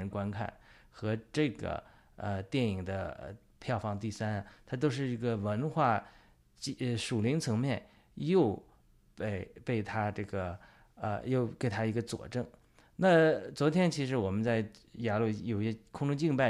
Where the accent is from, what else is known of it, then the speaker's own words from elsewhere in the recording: China; 就是对我们中国人来讲，对于我们爆料革命和我们的基督徒战友来讲，有什么启示？